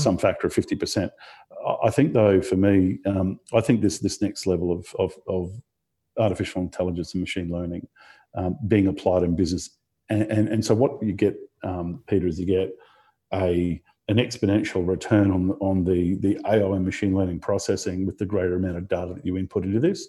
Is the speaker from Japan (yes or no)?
no; Australia; also born or lived in Brisbane; growing up in Australia, eh, you know, particularly in the kind of early 2000s, coming from a regional town and, you, you know, then moved to Brisbane